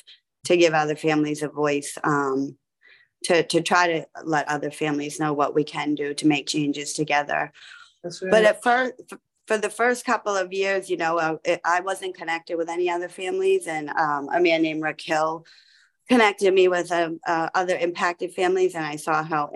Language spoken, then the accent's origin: English; Massachusetts, United States; we're from Massachusetts